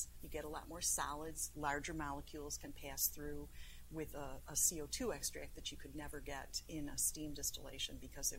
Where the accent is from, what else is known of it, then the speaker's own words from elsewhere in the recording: United States; I'm from New York